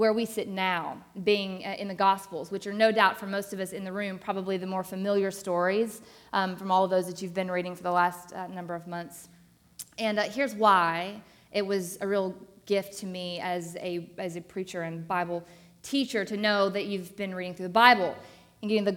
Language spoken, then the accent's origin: English; Arkansas, United States; now in Atlanta, United States; I am not from Atlanta originally. I grew up in Arkansas